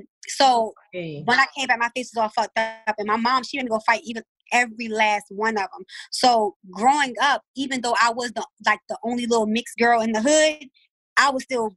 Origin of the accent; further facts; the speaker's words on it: Baltimore, Maryland, United States; I'm from West Baltimore